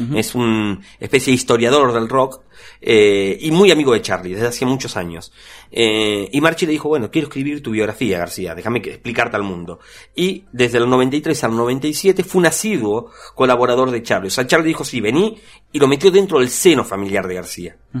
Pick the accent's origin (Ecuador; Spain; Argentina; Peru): Argentina; en Argentina fuertemente nosotros somos un, referente latinoamericano